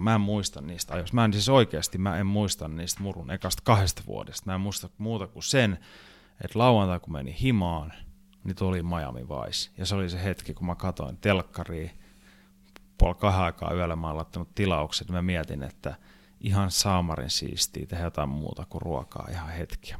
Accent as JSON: {"language": "Finnish", "country": "Finland", "said": "Mä lensin takas Suomeen"}